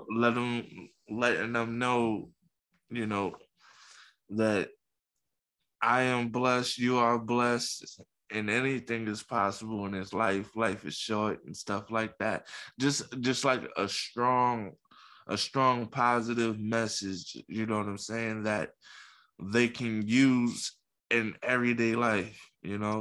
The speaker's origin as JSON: {"language": "English", "town": "New York City", "region": "New York", "country": "United States", "tie": "born or raised there", "said": "I was born in Coney Coney Island"}